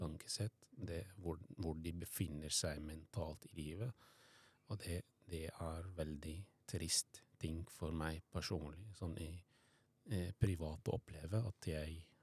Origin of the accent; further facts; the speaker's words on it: Syria; Norwegian is a second language; moved away as an adult; now in Norway; jeg vokste opp i Syria